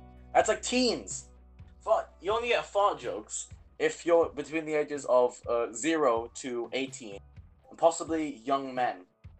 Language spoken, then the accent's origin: English; Philippines; now in United Kingdom; Yeah, we're Filipino, and we'll get into that culture in an episode. We live in the UK